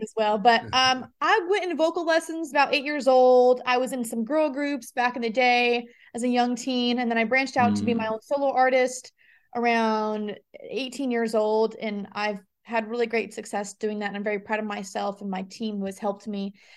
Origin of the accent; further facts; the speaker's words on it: Las Vegas, Nevada, United States; moved away as an adult; now in Nashville, United States; I was born and raised in Las Vegas, and I moved to Nashville about a year ago